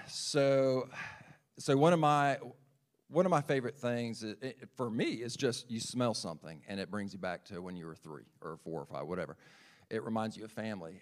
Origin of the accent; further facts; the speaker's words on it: Lexington, South Carolina, United States; also born or lived in Charleston; I was born and raised in South Carolina, uh, born in Lexington Medical Center. Uh, I grew up on the south side of Lake Murray